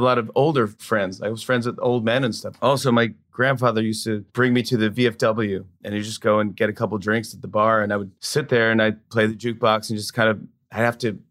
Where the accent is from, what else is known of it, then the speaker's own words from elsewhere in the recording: Saugerties, New York, United States; also born or lived in Brooklyn, New York; I'm from upstate New York, Socrates, New York, which is a beautiful little town